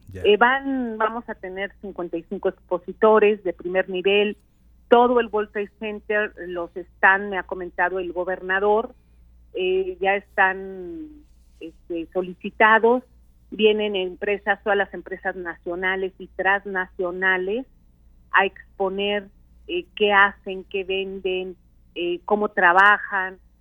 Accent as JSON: {"language": "Spanish", "region": "Veracruz", "country": "Mexico", "said": "yo soy senadora de Veracruz con licencia"}